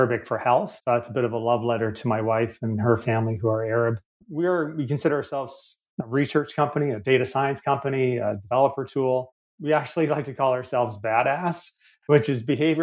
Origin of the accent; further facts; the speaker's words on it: Canada; accent: Canadian; moved away as an adult; now in Australia; As you can tell by my accent, a bit of a wayward Canadian who, with my supportive family, thankfully, I've worked and traveled my way across the world to end up in Australia a few years ago